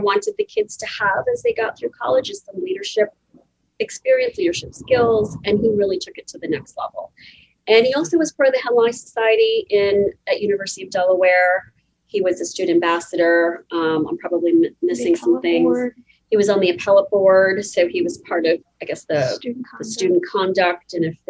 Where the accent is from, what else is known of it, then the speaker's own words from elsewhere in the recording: India; I'm Indian, my husband's Italian.